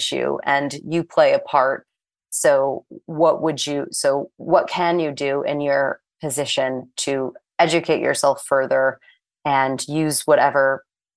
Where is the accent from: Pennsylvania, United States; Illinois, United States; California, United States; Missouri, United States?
Missouri, United States; St. Louis; moved away as an adult; also born or lived in Florida / New York City; I am originally from St. Louis, Missouri